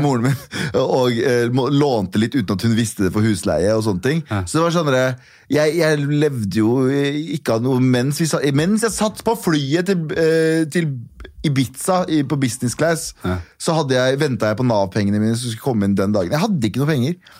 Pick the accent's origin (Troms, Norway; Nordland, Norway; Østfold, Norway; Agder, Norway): Østfold, Norway; Mysen; born or raised there; moved away as an adult; also born or lived in Kurdistan / Trondheim; now in Oslo, Norway